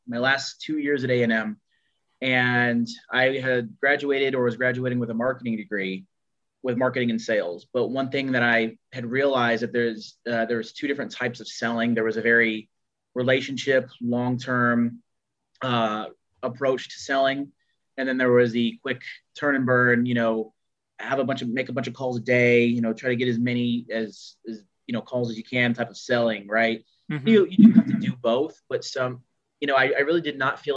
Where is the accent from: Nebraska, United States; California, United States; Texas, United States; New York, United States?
Texas, United States; Houston; We really didn't have a team growing up in Houston, for a football team per se.